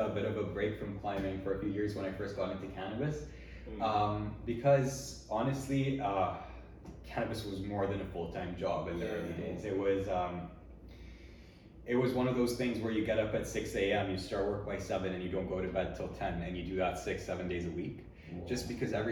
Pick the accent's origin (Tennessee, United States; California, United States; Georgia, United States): Tennessee, United States; born there; also born or lived in Switzerland; I was born in Tennessee. And very quickly after that, my parents moved to Switzerland.